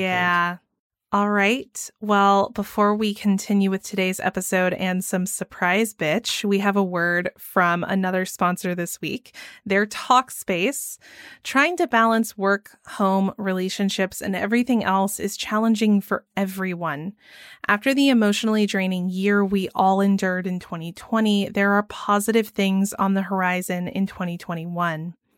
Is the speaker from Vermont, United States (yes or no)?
no; Georgia, United States; growing up in Georgia